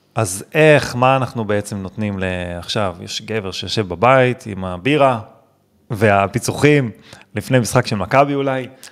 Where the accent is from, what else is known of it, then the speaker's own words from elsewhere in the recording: Netanya, Central District, Israel; גדלתי בנתניה